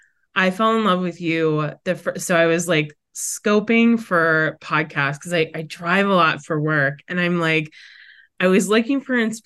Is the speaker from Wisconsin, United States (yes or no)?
yes; Brookfield, Wisconsin, United States; now in New Hampshire, United States; I am a Wisconsin native. And so I grew up in the Midwest. I have a twin sister, a younger brother, and I grew up in the suburbs of Milwaukee, which Brookfield